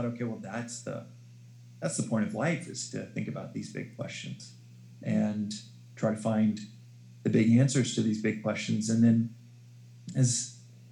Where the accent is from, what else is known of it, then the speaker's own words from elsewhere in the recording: Dallas, Texas, United States; moved away; also born or lived in South Africa; growing up in Dallas, Texas, a very Bible Belt